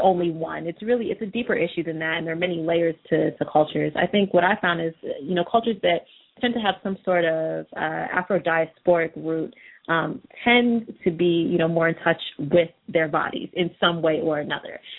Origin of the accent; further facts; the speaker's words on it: United States; I had a balance of kind of experiences growing up in the United States.